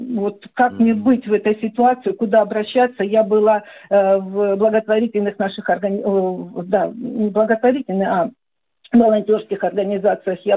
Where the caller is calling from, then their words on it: Donetsk, Donetsk Oblast, Ukraine; я из Донецка.